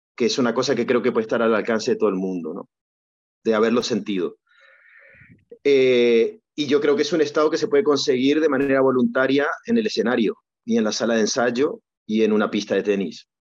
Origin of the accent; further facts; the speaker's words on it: Argentina; moved away; cuando yo era niño, que era muy, muy complejo, era otro mundo, era muy difícil jugar al tenis. Eh, había un momento que había que ir a Buenos Aires